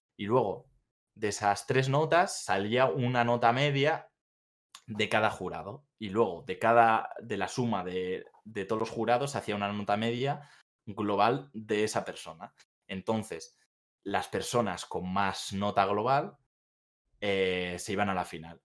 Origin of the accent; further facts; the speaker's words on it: Bilbao, Basque Country, Spain; moved away as an adult; now in Seville, Spain; Yo soy de Bilbao, yo soy del norte